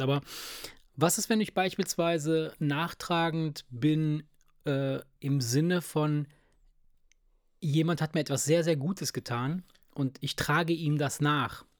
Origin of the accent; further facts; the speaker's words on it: Italy; moved away; in Italien, wo ich herkomme